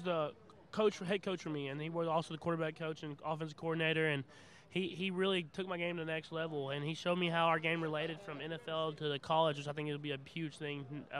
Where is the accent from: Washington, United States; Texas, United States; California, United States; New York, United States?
Texas, United States; Tyler; I was born in Texas, and Tyler, Texas, and that's where I lived, but I traveled around everywhere.